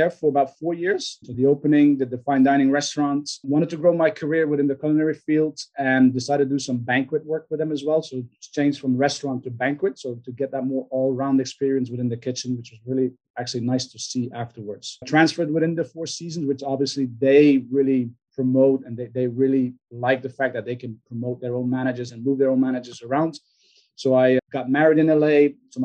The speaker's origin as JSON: {"language": "English", "country": "Belgium", "tie": "born or raised there", "moved": "as an adult", "lives_now": "Houston, United States", "said": "born and raised in Belgium"}